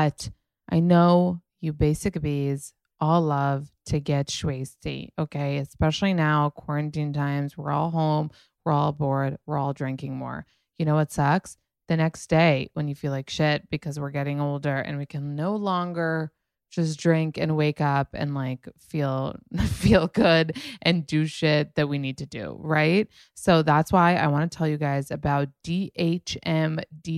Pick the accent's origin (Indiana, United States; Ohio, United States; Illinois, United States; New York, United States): New York, United States; I'm from New York